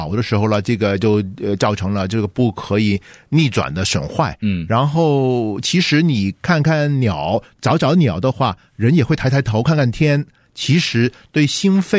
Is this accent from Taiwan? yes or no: no; Guangdong, China; now in United States; 我们广东人